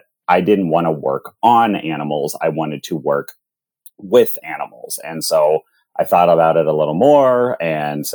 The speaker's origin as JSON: {"language": "English", "town": "Pittsburgh", "region": "Pennsylvania", "country": "United States", "tie": "born or raised there", "moved": "as an adult", "lives_now": "Columbus, United States", "said": "I grew up in Pittsburgh, Pennsylvania"}